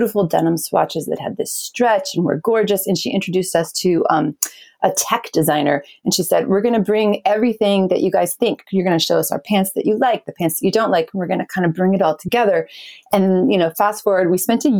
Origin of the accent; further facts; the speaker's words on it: New England, Maine, United States; now in Portland, United States; I grew up in New England, in Maine